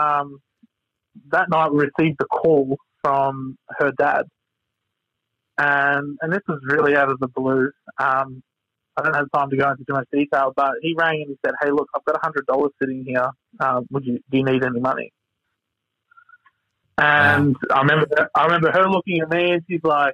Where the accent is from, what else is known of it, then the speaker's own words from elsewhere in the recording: Victoria, Australia; moved away; I'm originally from Victoria